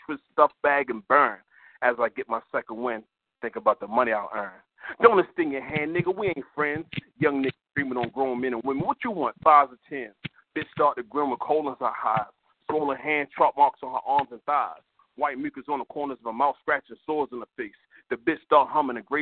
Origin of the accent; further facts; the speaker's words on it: Baltimore, Maryland, United States; now in Georgia, United States; from Georgia, but I'm originally from Baltimore.